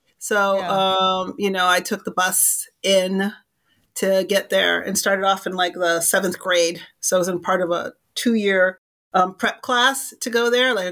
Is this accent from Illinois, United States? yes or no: yes; Chicago, Illinois, United States; I'm from the South Side of Chicago.